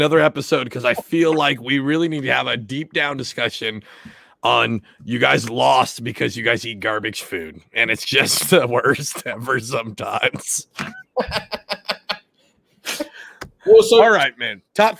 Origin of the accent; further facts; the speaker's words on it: Washington, United States; moved away; I was poor, but I grew up in Washington, so that meant we had to have salmon.